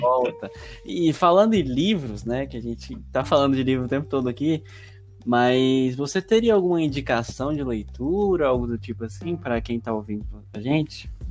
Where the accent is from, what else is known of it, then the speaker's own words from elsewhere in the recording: Goiás, Brazil; eu sou goiano